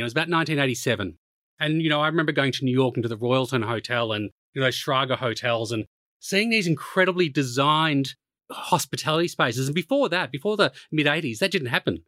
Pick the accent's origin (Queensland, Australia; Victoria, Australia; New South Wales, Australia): Victoria, Australia; Melbourne; moved away as an adult; also born or lived in Japan; now in London, United Kingdom; I was brought up in Melbourne